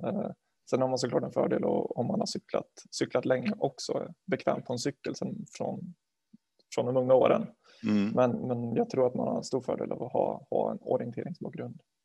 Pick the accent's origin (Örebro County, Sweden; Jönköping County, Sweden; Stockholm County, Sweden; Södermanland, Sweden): Örebro County, Sweden; Garphyttan; moved away as an adult; now in Linköping, Sweden; jag är från, från Garphyttan från början, utanför Örebro. Eh, jag har vuxit upp där